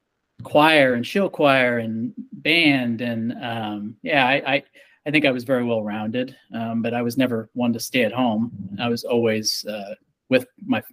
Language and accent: English; Scottsbluff, Nebraska, United States; now in Omaha, United States; I was born in Omaha, Nebraska, raised in Scotts Bluff